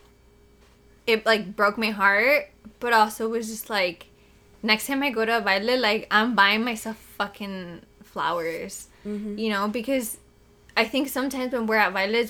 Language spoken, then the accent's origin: English; Chicago, Illinois, United States; I was born in Chicago